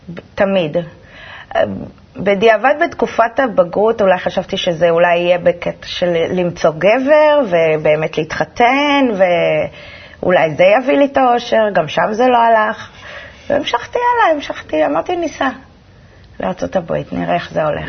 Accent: Holon, Tel Aviv District, Israel; also born or lived in Petah Tikva; גדלתי בחולון. גדלתי בחולון. נולדתי בפתח תקווה, בלינסון, וכל החיים בחולון

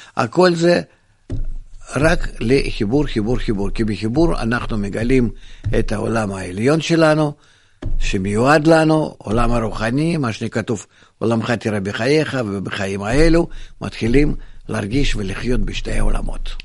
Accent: Israel; אני גדלתי בישראל

